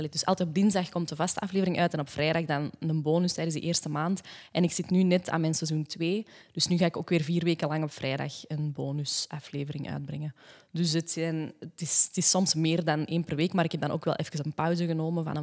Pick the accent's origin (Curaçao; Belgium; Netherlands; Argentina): Belgium; the Kempen, Flanders; accent: Kempisch; Wij dus zijn van, van Vussel.